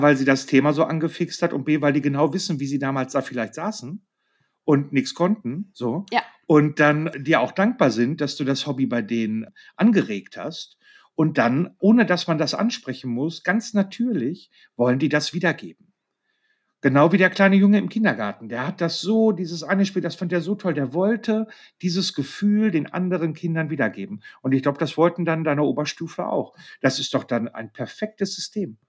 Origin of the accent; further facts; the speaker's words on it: Marl, North Rhine-Westphalia, Germany; in meiner Heimatstadt in Marl